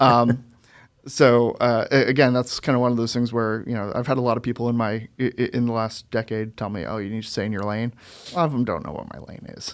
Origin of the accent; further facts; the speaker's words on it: Manchester, New Hampshire, United States; moved away as an adult; also born or lived in Boston / San Jose, California / Florida / Connecticut; I, I, you know, grew up in New Hampshire